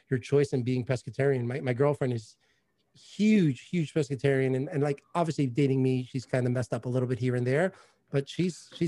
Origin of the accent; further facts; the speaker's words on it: New York, United States; obviously I'm a New Yorker.